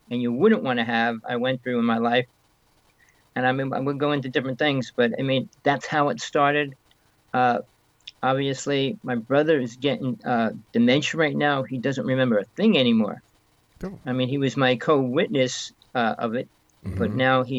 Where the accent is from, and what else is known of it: North Bergen, New Jersey, United States; born or raised there; moved away